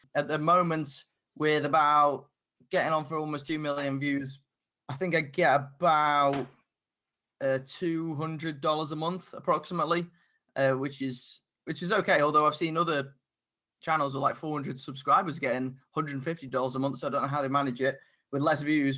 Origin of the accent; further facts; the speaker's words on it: United Kingdom; my accent, the fact I'm from the UK